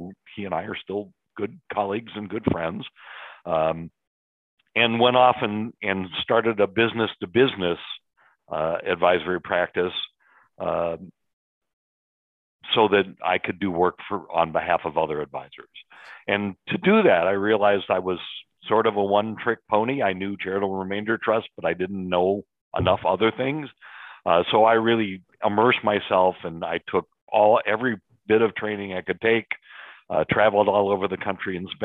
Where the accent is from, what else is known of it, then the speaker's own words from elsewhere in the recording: Chicago, Illinois, United States; born and raised in Chicago, lived here my entire life